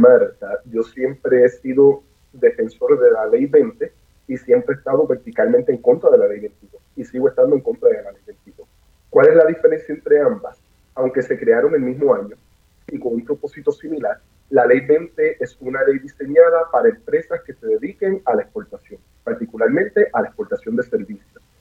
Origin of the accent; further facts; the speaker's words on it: Puerto Rico; somos puertorriqueños, estamos en Puerto Rico